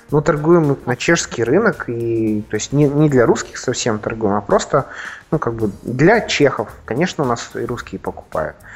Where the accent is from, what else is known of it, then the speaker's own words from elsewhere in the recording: Perm, Perm Krai, Russia; Вот я из Перми у нас есть сеть шикарная, шикарная сеть блинных.